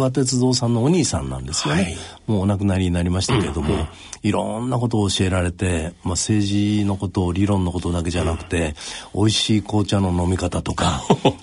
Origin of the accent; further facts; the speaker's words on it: Kyoto, Japan; also born or lived in Tokyo / Ibaraki, Osaka; 生まれは京都で父親が労働組合の仕事やってたもんですから、えー、幼稚園の時に東京の新大久保に移って、えー、小学校4年で京都にまた戻って、はい、大阪の茨木市というところで茨城小学校、それから養成中学という学校に行きました